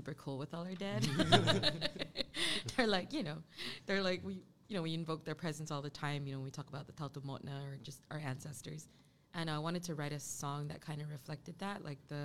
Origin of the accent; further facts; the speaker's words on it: Guam; as Chamorros